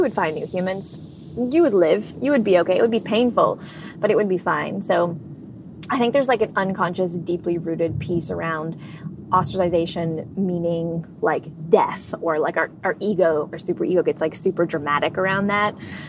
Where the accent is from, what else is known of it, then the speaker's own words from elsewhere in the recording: Edmonton, Alberta, Canada; also born or lived in Whitehorse; Yeah, no, I was born in Whitehorse, which is in the Northwest Territories of Canada.